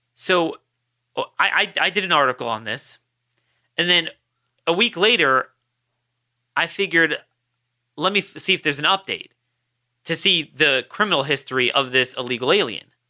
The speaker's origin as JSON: {"language": "English", "town": "Baltimore", "region": "Maryland", "country": "United States", "tie": "born or raised there", "said": "my hometown of Baltimore."}